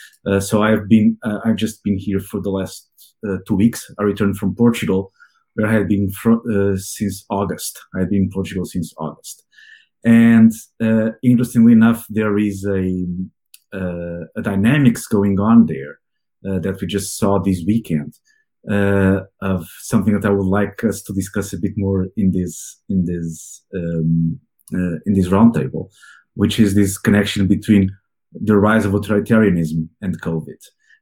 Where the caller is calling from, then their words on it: Bala Cynwyd, Pennsylvania, United States; I'm calling from Ballaquinwood, so very close to Philadelphia, in the Philadelphia main line.